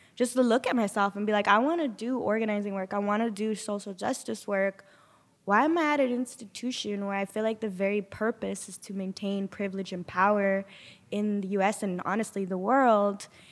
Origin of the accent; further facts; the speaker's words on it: Sanger, California, United States; I'm originally from Sanger